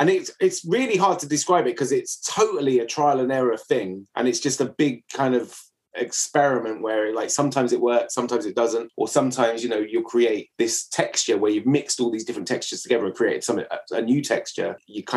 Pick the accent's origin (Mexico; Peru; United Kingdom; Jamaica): United Kingdom; England; as an Englishman